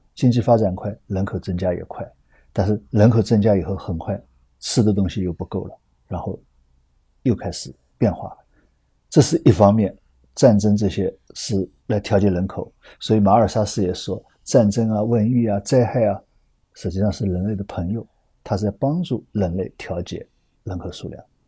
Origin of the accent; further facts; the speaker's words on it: China; 我们中国人